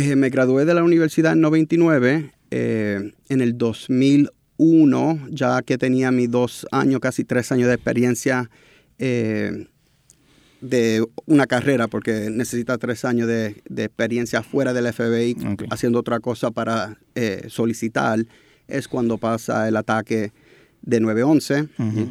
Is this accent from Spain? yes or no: no; New York, United States; moved away as an adult; also born or lived in Puerto Rico; now in San Juan, Puerto Rico; nacido y criado en Nueva York, padre puertorriqueño, pero pasé los veranos, navidades con los abuelos aquí en Puerto Rico